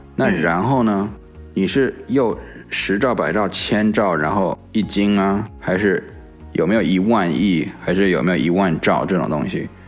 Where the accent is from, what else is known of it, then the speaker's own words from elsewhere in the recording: United States; 因为我从小就在美国那个长大嘛